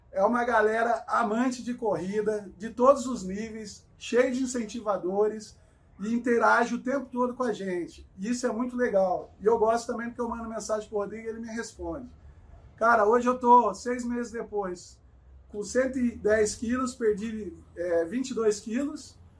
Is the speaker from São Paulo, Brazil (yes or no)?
yes; Cruzeiro, São Paulo, Brazil; moved away as an adult; now in São Paulo, Brazil; sou nascido e criado em Cruzeiro, Vale do Paraíba, aqui no interior de São Paulo. Moro há 16 anos aqui na capital